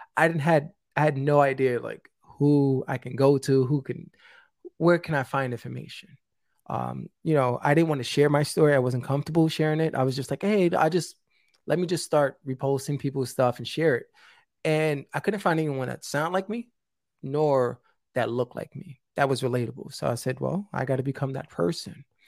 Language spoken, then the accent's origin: English; New York City, New York, United States; I'm originally from the South Bronx.